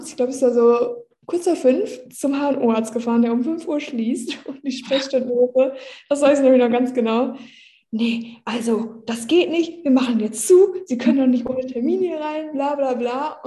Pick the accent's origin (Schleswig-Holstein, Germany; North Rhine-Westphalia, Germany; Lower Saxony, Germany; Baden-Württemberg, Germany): Lower Saxony, Germany; Nordhorn; Ich war gerade noch in Nordhorn in meiner Heimat.